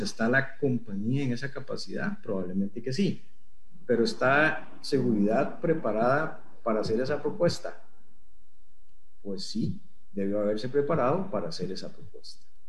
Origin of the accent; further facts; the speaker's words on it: Costa Rica; estando en Costa Rica